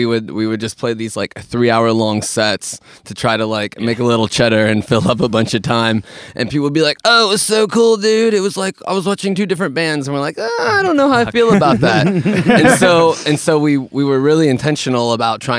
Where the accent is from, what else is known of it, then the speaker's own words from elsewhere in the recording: Pennsylvania, United States; now in Portland, United States; I come from Pennsylvania.